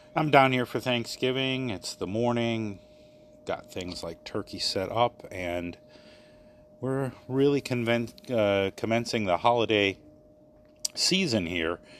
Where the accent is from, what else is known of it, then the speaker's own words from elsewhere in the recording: Maryland, United States; moved away; my hometown in Maryland